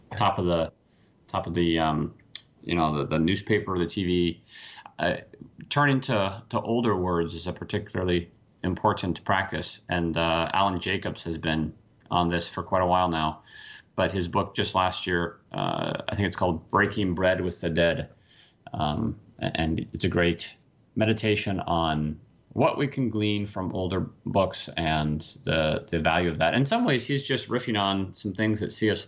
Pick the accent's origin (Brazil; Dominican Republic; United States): United States; Washington; moved away as an adult; now in Pennsylvania, United States; Washington State, and now I'm, now I'm across the country in P